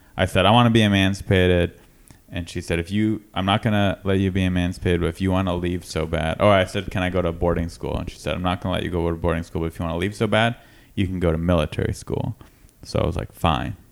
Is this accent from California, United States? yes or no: yes; San Diego, California, United States; I'm from San Diego